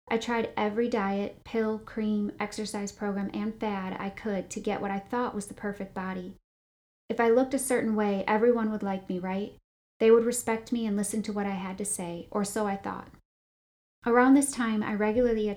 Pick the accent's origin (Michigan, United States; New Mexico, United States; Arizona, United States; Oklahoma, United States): Michigan, United States; Grand Rapids; I was born in Grand Rapids, Michigan to two loving parents